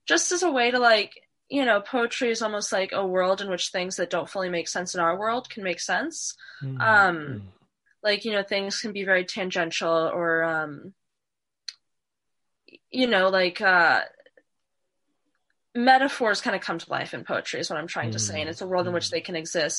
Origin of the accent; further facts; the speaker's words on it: Northwest Indiana, United States; moved away as an adult; now in Washington, D.C., United States; I'm from Northwest Indiana. It's near Chicago. It's a suburb of Chicago. So I lived there until I was 18